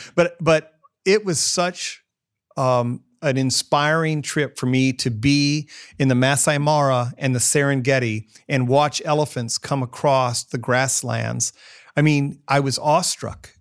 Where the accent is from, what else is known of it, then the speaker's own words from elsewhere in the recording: Northwest Illinois, United States; now in Columbus, United States; I grew up in Northwest Illinois, in the Quad City area